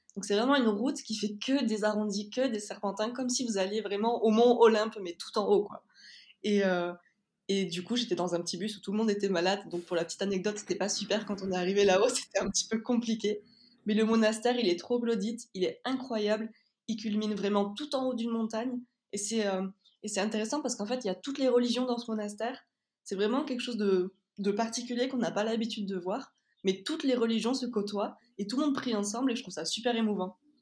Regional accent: Toulouse, Occitania, France; on est de Toulouse

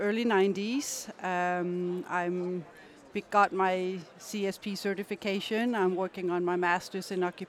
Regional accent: Denmark; moved away; also born or lived in North Carolina; I grew up in Denmark

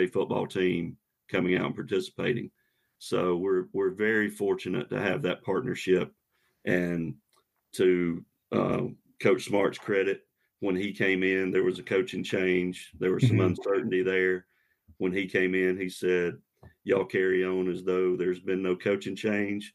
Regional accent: Athens, Georgia, United States; I was born in Athens, lived right outside Athens my whole life, never have found a reason to leave or move

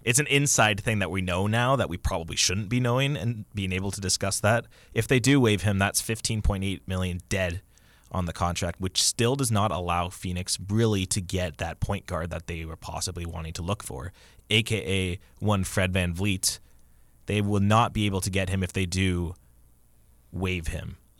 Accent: Kitchener, Ontario, Canada; moved away; my hometown

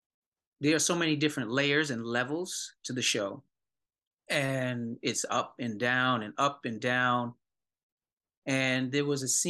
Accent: New York City, New York, United States; I grew up here in New York City

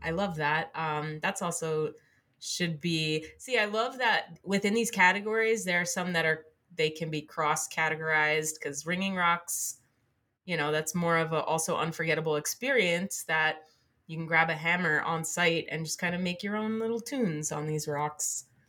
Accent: New Jersey, United States; I grew up in New Jersey

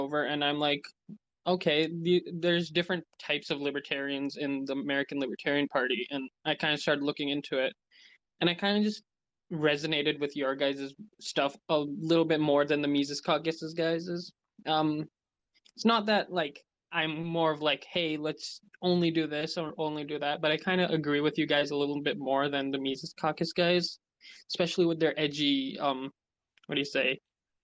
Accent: Canada; I'm Canadian

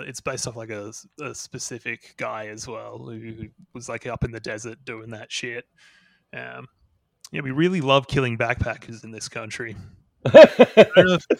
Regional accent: New South Wales, Australia; we have like a TV celebrity called Grant Denyer, who's like from my hometown

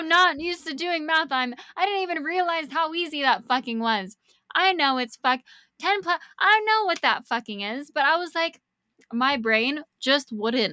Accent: Niwot, Colorado, United States; my hometown

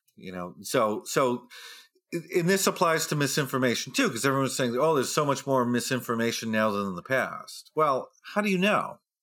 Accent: New Hampshire, United States; moved away; I'm from New Hampshire, and we have the first primary in the nation there. So I grew up in a state where we met all the president

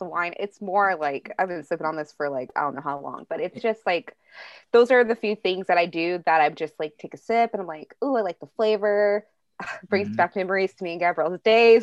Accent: Bay Area, California, United States; moved away; I'm from the Bay Area, and I had to move to Southern California with family

